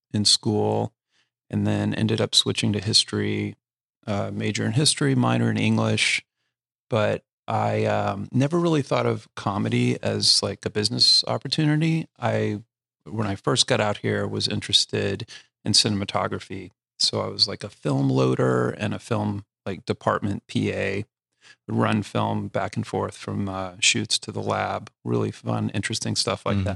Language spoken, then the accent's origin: English; Houston, Texas, United States; also born or lived in Austin, Texas; I grew up in Houston